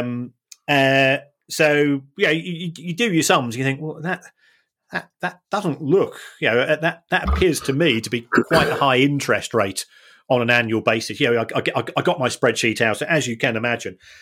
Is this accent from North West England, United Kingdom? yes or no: yes; Manchester, North West England, United Kingdom; I say I'm from Manchester, or, yeah, I've lived in Manchester most of my life